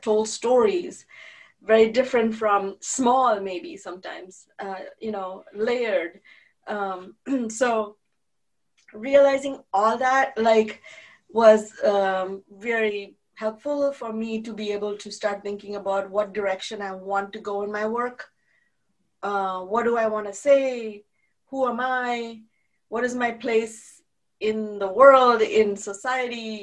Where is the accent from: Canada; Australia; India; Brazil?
India; now in United States; I was raised very Jewish and I was raised very proudly Jewish and Indian. And now I'm proudly American too